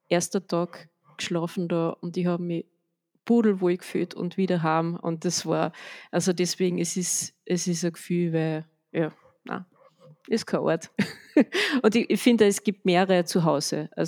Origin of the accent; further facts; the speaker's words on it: Villach, Carinthia, Austria; moved away as an adult; now in Upper Austria, Austria; also ich bin ja eigentlich in Villach in Kärnten aufgewachsen und ähm, bin dann zum Studieren eben nach Oberösterreich gekommen